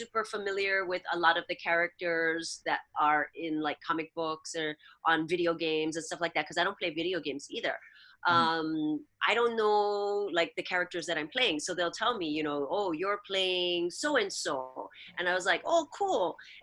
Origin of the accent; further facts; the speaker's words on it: Hawaii, United States; accent: pidgin; first language Hawaiian Pidgin; moved away; my life growing up in Hawaii